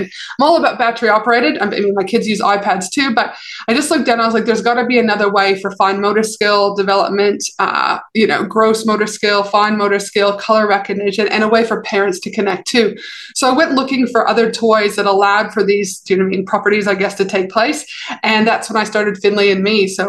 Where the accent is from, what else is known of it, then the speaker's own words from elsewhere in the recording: Canada; also born or lived in Albuquerque, United States / North Carolina, United States; now in Australia; So even though I'm from Canada, I did my undergrad in high school in Albuquerque, New Mexico.